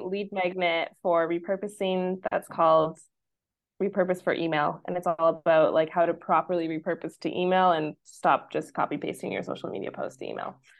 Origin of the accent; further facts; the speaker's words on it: Vancouver, British Columbia, Canada; moved away as an adult; now in Mexico; I am from Vancouver, Canada, and wanted to basically leave winter behind for life